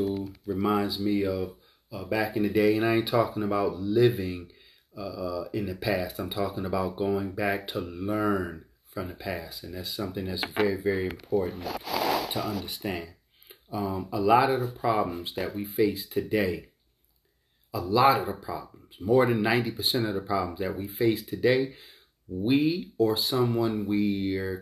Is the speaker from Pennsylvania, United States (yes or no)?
yes; Philadelphia, Pennsylvania, United States; I grew up in North Philadelphia, Richard Island Projects.